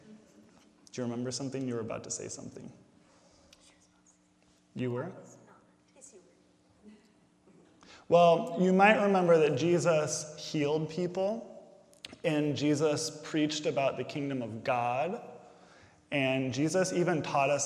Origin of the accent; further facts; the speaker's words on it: Indiana, United States; I grew up here in Indiana, so there was snow